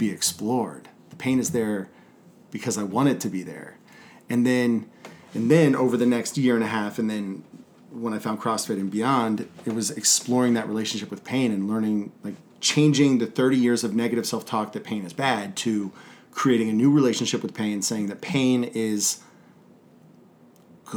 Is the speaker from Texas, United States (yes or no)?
yes; Texas, United States; I was from Texas